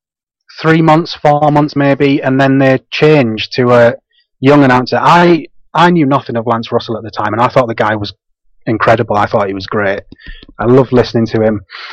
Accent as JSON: {"language": "English", "town": "Guisborough", "region": "North East England", "country": "United Kingdom", "said": "I'm from a little town called Gisborough. It's about 20-30 minutes from Middlesbrough in the northeast."}